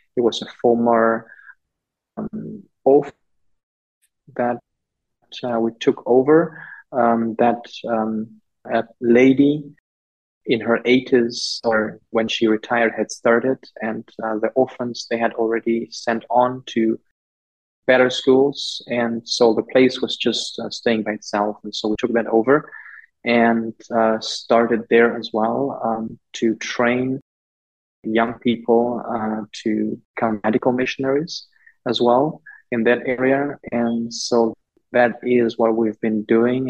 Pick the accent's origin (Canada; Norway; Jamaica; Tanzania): Tanzania; Liwale, Lindi; moved away; the town district where I grew up in Liwale, southern Tanzania